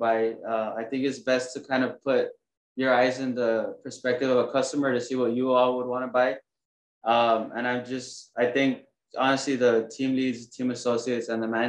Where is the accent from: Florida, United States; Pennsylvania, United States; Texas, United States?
Texas, United States; San Juan; now in Corpus Christi, United States; I'm originally from the Rio Grande Valley, San Juan